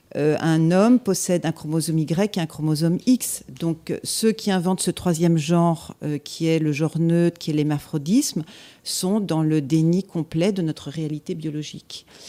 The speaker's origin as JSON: {"language": "French", "town": "Annecy", "region": "Auvergne-Rhône-Alpes", "country": "France", "tie": "born or raised there", "said": "j'ai vécu mon enfance, euh, en Haute-Savoie, à Annecy"}